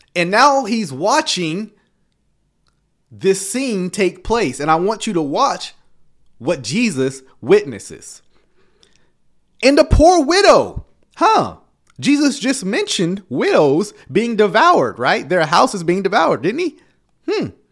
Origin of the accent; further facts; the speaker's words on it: the South, United States; I come from the South, right? We grew up on spades and dominoes